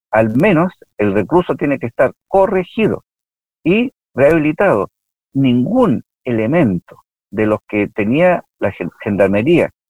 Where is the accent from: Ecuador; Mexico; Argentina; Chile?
Chile; Villa Alemana, Valparaíso; Bueno, yo efectivamente soy de Villa Alemana, yo eh, viví en Villa Alemana, eh, estudié en el Liceo de Villa Alemana seis años